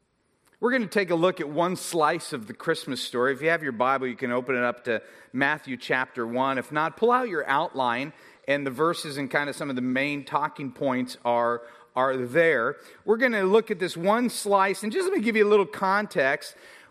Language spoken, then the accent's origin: English; United Kingdom; because obviously I'm British, which is the only voice I really know how to do.